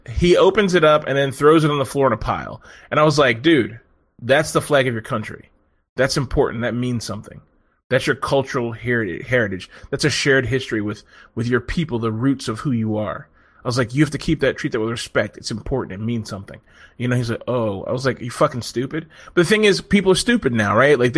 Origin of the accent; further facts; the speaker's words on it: Texas, United States; I'm a fucking white guy from fucking Texas, but I'm also a Filipina inside.